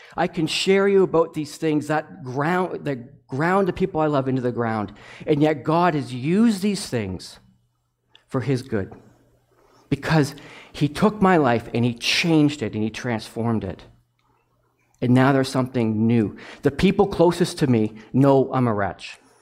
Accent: Toronto, Ontario, Canada; now in Zurich, Canada; I'm from Toronto

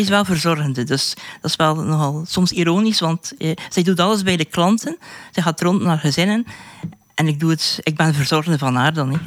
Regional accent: West Flanders, Belgium; ik ben van West-Vlaanderen

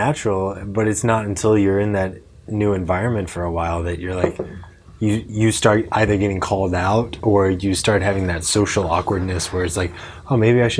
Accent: Farmington, Missouri, United States; I grew up in Farmington, which I feel like is a little smaller than Belleville.

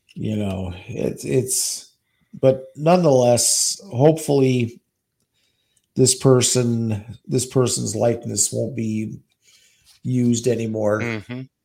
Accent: New York City, New York, United States; now in Eagan, United States; from Queens, New York

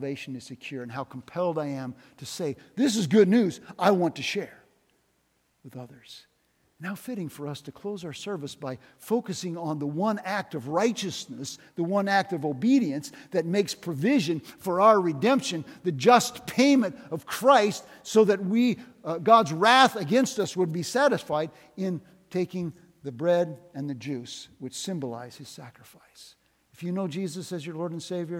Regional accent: Northwest Iowa, United States; now in Des Moines, United States; I came from Northwest Iowa

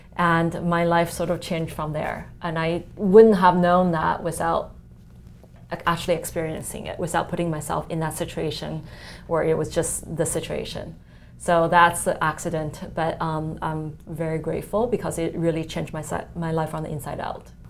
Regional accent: China; moved away; I come from China where, uh, you know, calligraphy and painting, etc. That's sort of part of the culture

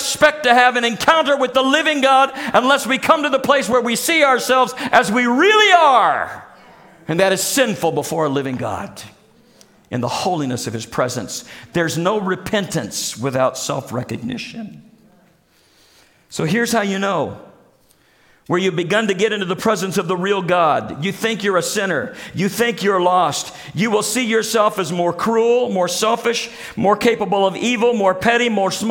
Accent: Springfield, Missouri, United States; when I grew up in Springfield, Missouri

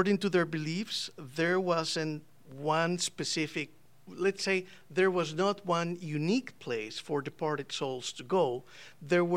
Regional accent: Costa Rica; moved away; I'm from Costa Rica

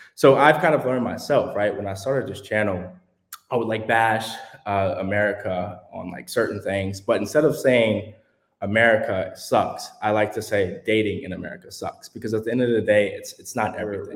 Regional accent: Houston, Texas, United States; I'm from Houston, Texas

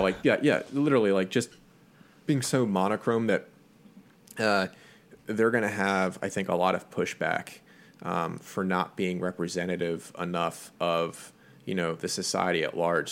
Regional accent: United States

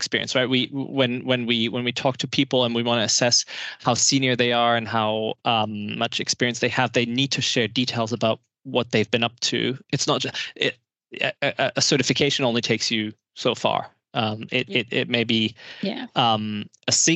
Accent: Germany; I'm from Germany

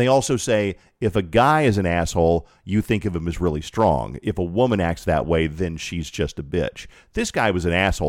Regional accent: Colorado Springs, Colorado, United States; moved away as an adult; I was born in Colorado Springs, lived there for twenty-two years of my life

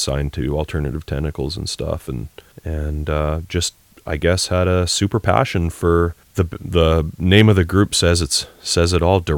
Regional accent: Canada; accent: Canadian; we are Canadian.

